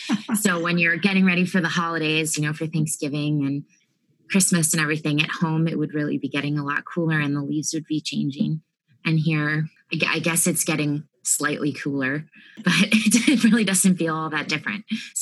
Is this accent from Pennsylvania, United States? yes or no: yes; Harrisburg, Pennsylvania, United States; moved away as an adult; now in Austin, United States; I'm from the Harrisburg, Pennsylvania area originally, but now I'm in Austin